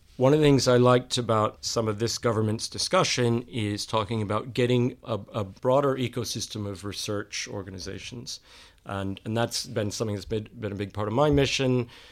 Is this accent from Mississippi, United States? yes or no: no; Texas, United States; moved away as an adult; also born or lived in United Kingdom; now in London, United Kingdom; I'm from Texas